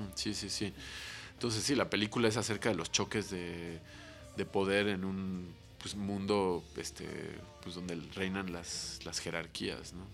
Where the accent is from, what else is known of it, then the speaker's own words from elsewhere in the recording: Mexico City, Mexico; nuestra vida de chilangos